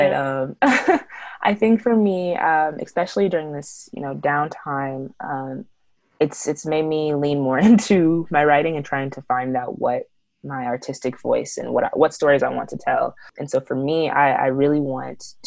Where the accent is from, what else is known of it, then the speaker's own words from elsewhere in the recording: Kansas City, Missouri, United States; moved away; I'm from Kansas City, Missouri